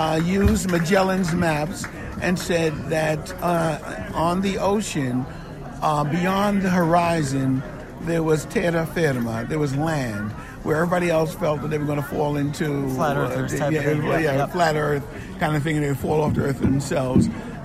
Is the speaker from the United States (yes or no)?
yes; New York City, New York, United States; I grew up outside of the African-American community. I grew up in an Italian community up in the Bronx.